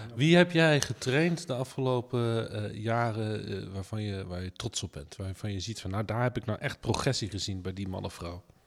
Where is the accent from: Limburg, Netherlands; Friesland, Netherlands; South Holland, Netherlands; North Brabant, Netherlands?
South Holland, Netherlands; The Hague; ik kom ook uit Den Haag. Dus dat zijn gewoon eh, mijn eh, Haagse stadsgenoten.